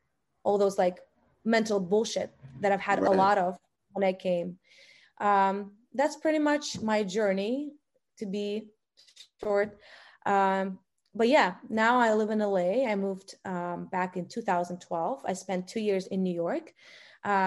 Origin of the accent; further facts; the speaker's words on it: Russia; English is a second language; I was born in Russia